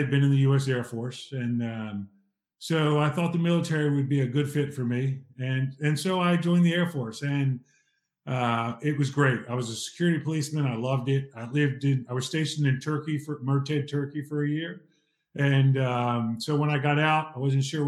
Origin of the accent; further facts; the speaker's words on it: Ridley Park, Pennsylvania, United States; I'm from Ridley Park, Pennsylvania, in the United States